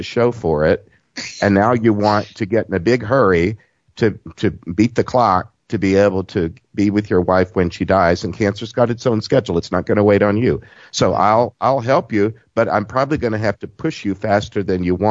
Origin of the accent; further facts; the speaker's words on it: Southeast Texas, United States; accent: southern; I'm from Southeast Texas